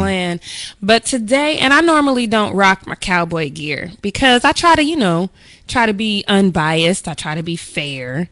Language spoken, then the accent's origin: English; Denver, Colorado, United States; growing up in Denver